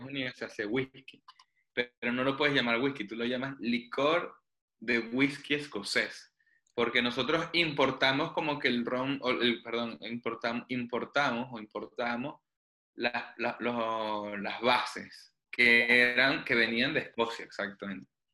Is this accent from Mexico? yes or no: no; Venezuela; moved away; crecí en Venezuela